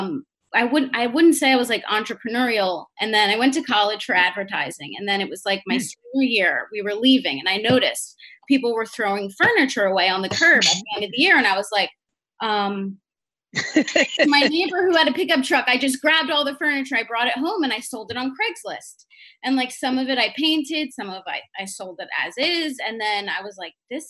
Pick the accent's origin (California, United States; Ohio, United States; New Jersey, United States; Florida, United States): New Jersey, United States; Jersey Shore; I'm from the Jersey Shore